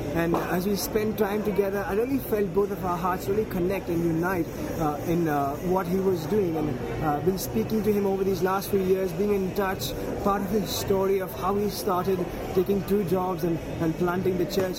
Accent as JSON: {"language": "English", "town": "Mumbai", "region": "Maharashtra", "country": "India", "said": "I'm from Mumbai, India"}